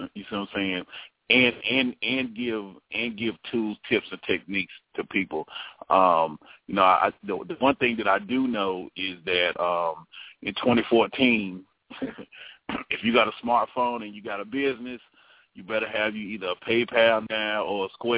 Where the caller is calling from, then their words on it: North Carolina, United States; I'm calling from the land of North Cat, representing to the fullest success